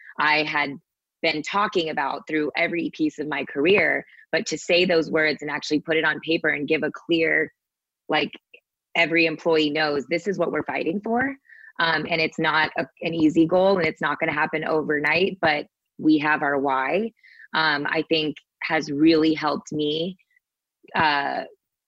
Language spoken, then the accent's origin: English; Sugar Land, Texas, United States; that little Indian girl growing up in Sugarland, Texas